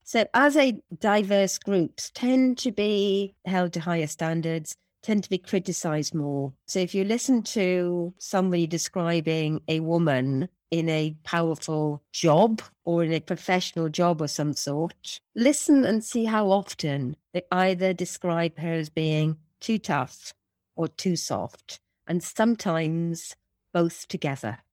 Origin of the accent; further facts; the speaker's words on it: Wales, United Kingdom; I'm a Welsh woman that's five foot tall.